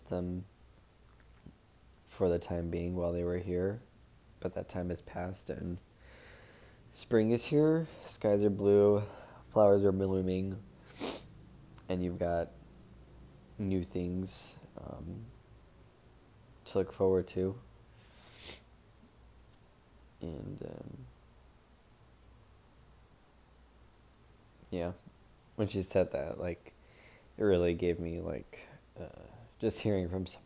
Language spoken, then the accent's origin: English; Long Beach, California, United States; Long Beach Marathon in October. It's gonna be my hometown race